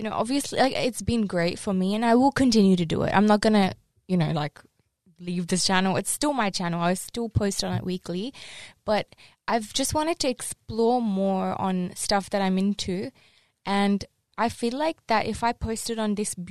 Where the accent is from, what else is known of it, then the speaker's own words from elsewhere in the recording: Pakistan; I'm Pakistani